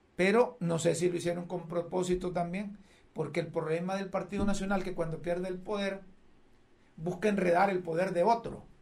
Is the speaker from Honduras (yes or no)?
yes; Honduras; a mí como hondureño